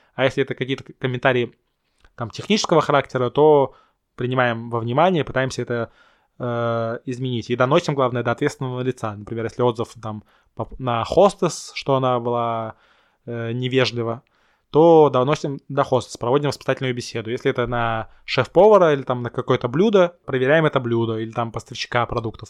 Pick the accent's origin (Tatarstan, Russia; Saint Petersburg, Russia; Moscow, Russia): Saint Petersburg, Russia; я сам петербуржец